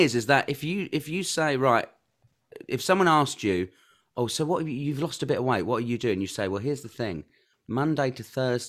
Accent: Kent, South East England, United Kingdom; so part of the Thames comes to where I live in Kent. Mm-hmm. So I'm from Kent, which is a county.

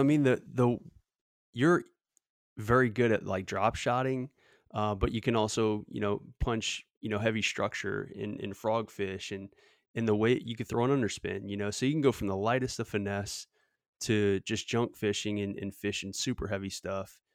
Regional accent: Southeast Louisiana, United States; growing up in Southeast Louisiana

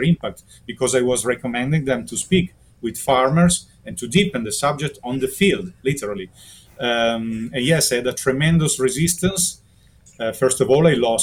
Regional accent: Italy; because I'm from Italy, I'm in Germany right now, but I'm from Italy

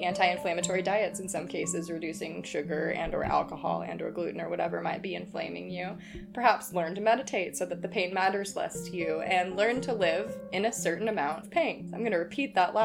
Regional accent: Texas, United States; now in Seattle, United States; the part in Texas that I'm from wasn't super deserty

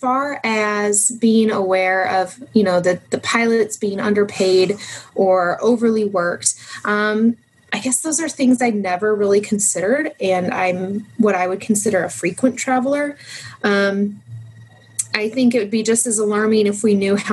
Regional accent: South Dakota, United States; moved away; originally from South Dakota

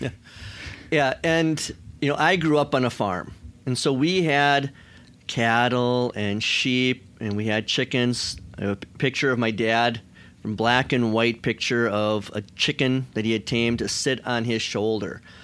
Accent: United States; American Christians

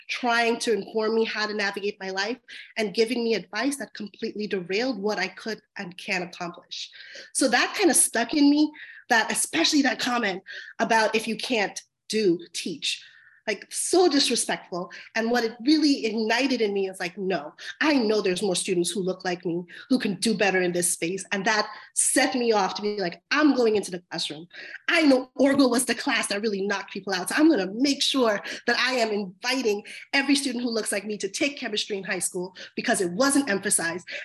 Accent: Long Island, New York, United States; I grew up in Long Island, New York, in a historically marginalized community that was filled with majority immigrant families, um, Black and Brown families.

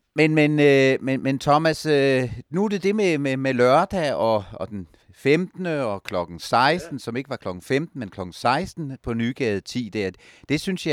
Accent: Jutland, Denmark; jeg er en skeptisk jyde

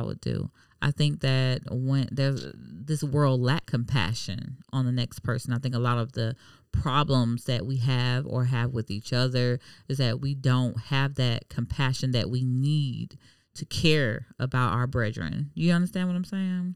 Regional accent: Miami, Florida, United States; now in Jacksonville, United States; I'm from Miami, so it's a melting pot.

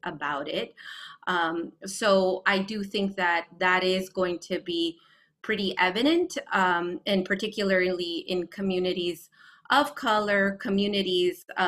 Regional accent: San Francisco, California, United States; I grew up in San Francisco.

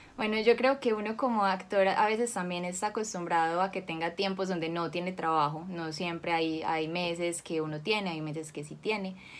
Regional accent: Cali, Valle del Cauca, Colombia; yo nací en Cali, nací en 1993

